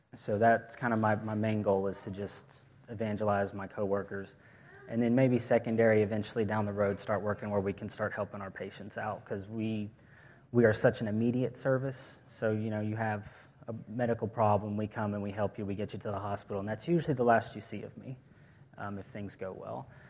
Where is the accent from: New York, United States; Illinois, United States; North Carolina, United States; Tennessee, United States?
Tennessee, United States; Knoxville; I was born here in Tennessee in Knoxville, and I grew up in a good Christian home.